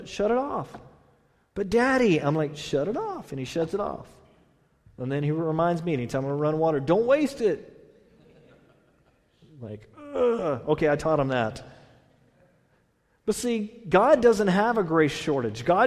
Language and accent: English; Texas, United States; now in California, United States; I'm from Texas.